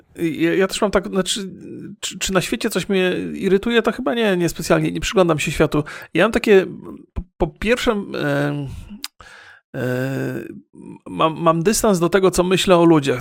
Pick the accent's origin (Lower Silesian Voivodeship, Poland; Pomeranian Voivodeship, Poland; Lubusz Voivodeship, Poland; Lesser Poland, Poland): Lower Silesian Voivodeship, Poland; Bolesławiec; now in San Francisco, United States; ja się urodziłem w mieście i nie było to duże miasto, Bolesławiec Wielki nie jest